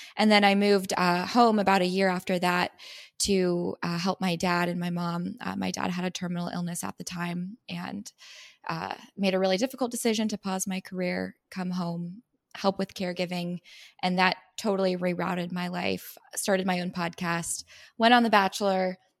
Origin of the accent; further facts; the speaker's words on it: San Diego, California, United States; also born or lived in Missouri; now in Los Angeles, United States; I'm from San Diego, California